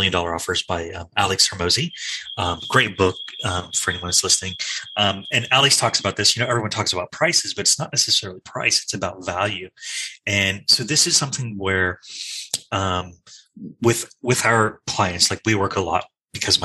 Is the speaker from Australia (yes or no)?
yes; Australia; now in United States; you can hear from my accent, I originally come from Australia